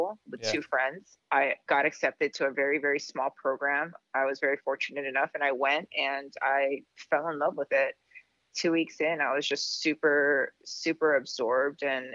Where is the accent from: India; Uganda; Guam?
Guam; moved away as an adult; also born or lived in mainland United States; now in Wailea, United States; I was born and raised in Guam, which is an island in the South Pacific. I pretty much lived there my entire life until I was 18 and I moved to the mainland for college.